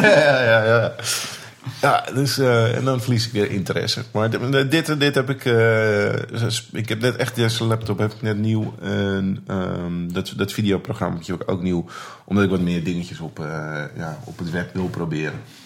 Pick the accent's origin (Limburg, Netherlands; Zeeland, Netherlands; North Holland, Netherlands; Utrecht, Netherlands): North Holland, Netherlands; Muiden; ik kom uit de Muiden